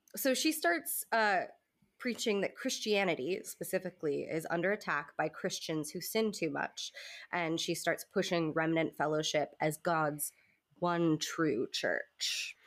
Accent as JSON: {"language": "English", "region": "the South", "country": "United States", "said": "I'm from the South, and I'm used to church ladies having big hair"}